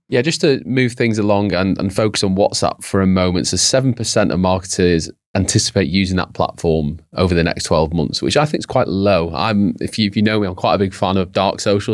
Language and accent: English; United Kingdom; Brits are quite